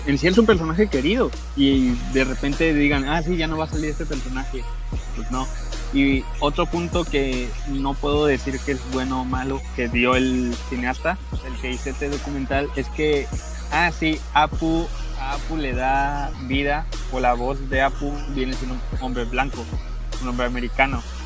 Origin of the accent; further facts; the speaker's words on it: Tijuana, Baja California, Mexico; Yo soy de Tijuana